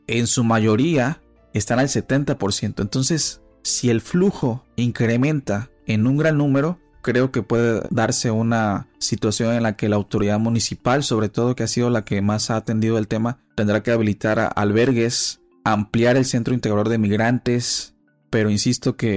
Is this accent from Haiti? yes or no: yes; Haiti; Spanish is a second language; Yo soy de Haitiano.